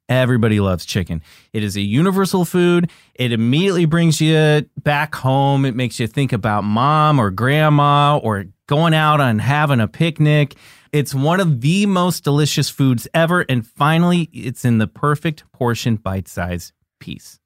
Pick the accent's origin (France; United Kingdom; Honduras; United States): United States; Olathe, Kansas; I grew up in Kansas City. I I, Kansas.